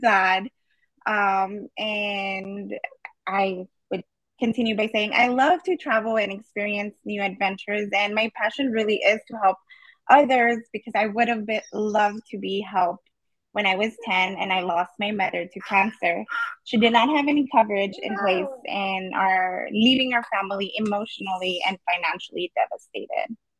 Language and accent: English; El Paso, Texas, United States; I was born and raised in El Paso, Texas